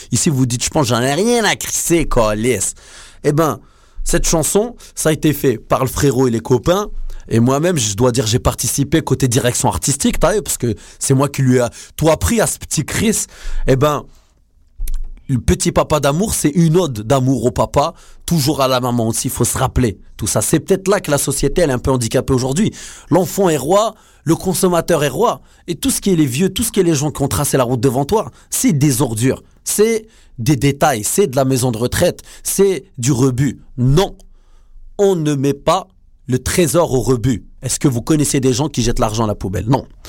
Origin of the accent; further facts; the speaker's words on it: France; now in Montreal, Canada; nous, on est français, on est né là-bas